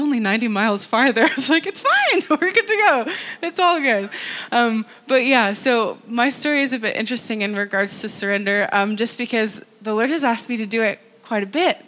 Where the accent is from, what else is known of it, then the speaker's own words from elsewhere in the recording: North Carolina, United States; moved away as an adult; also born or lived in California; now in Antrim, United Kingdom; I live in Antrim. I am originally from North Carolina.